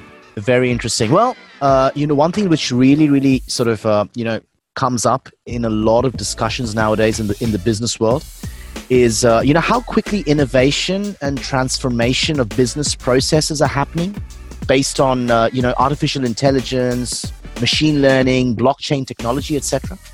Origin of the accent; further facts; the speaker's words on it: Melbourne, Victoria, Australia; now in Singapore; Like, I'm originally from Melbourne. I've been in Australia for over 11 years. So I've been in Singapore now for about six.